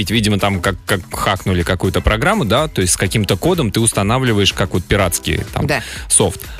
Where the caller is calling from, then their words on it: Krymsk, Krasnodar Krai, Russia; я из Крымска.